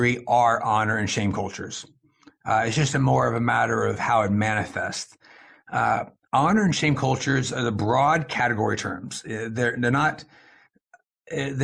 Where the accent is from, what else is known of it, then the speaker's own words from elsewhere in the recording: East Texas, United States; accent: American; moved away as an adult; also born or lived in China; I grew up in East Texas, just north of Houston